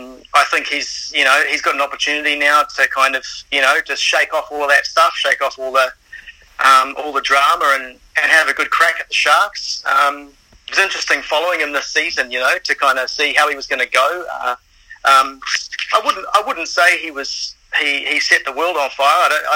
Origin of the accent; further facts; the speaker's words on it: Auckland, New Zealand; now in Sydney, Australia; So I'm originally from Auckland